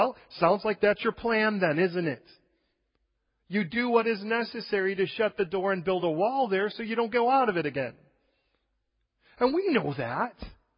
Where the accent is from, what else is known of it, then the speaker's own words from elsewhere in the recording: California, United States; We came originally from California, and the place where we came from, just about 20 miles east of us, was vineyard territory.